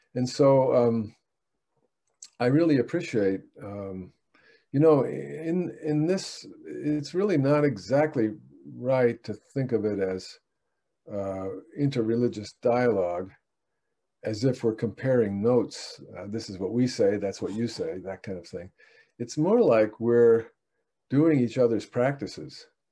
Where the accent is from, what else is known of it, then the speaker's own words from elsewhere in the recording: United States; English speaking American